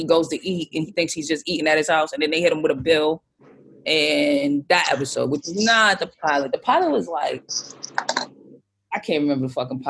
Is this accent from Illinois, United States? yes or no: no; Boston, Massachusetts, United States; I'm from the city of Boston, but I'm from Dorchester. That's like the neighborhood I live in, you know, because it's like Dorchester, Roxbury, Mattapan. Those are all parts of Boston.